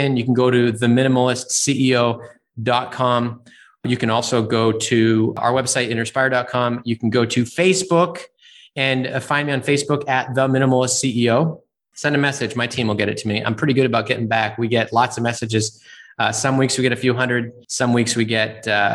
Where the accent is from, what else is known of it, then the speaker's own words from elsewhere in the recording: Northeast, United States; I grew up in the Northeast